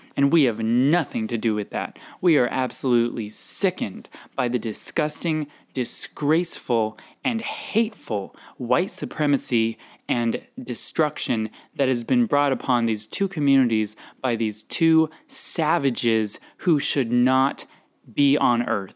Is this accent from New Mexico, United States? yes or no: yes; New Mexico, United States; I'm from New Mexico